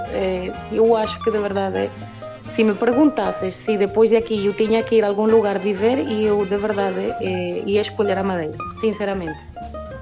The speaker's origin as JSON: {"language": "Portuguese", "country": "Venezuela", "said": "somos poucas as pessoas que cantamos fado cá na Venezuela"}